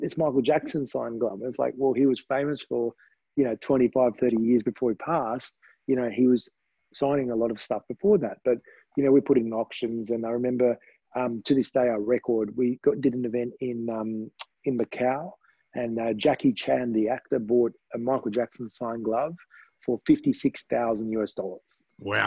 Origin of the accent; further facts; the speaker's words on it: Australia; my parents were Romanian, and um, I was born in Australia.